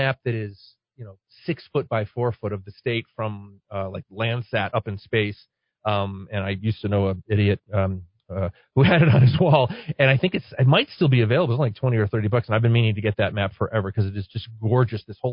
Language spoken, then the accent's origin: English; Connecticut, United States; born or raised there; moved away as an adult; now in Albuquerque, United States